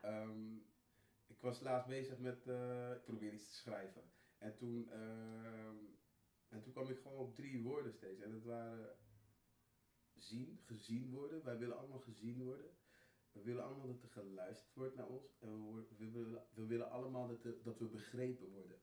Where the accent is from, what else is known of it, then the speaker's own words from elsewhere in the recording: Netherlands; ik ben hier geboren, natuurlijk, ik ben Nederlander.